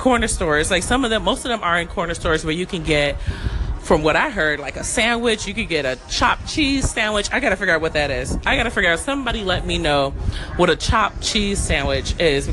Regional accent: Chicago, Illinois, United States; I'm from Chicago.

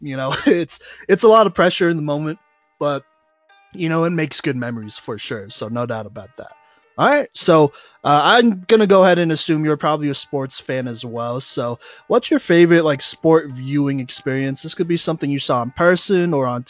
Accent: Plano, Texas, United States; I'm from Dallas, right? Specifically Plano, so I guess a suburb up in Dallas.

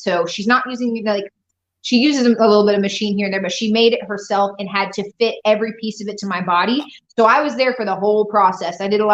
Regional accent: Austin, Texas, United States; moved away as an adult; also born or lived in Vancouver, Washington; now in Houston, United States; I grew up in Austin, Texas

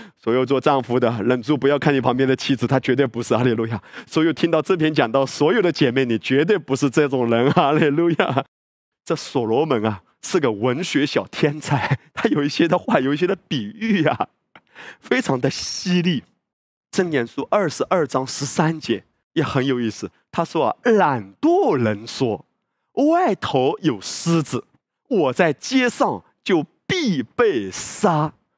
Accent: China

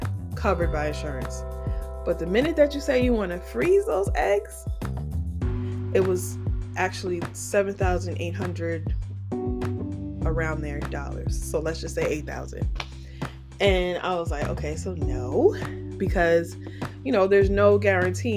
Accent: Piscataway, New Jersey, United States; We call each other townies because we're from Piscataway

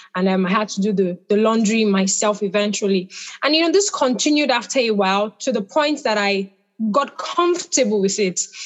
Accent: Nigeria; I'm Nigerian.

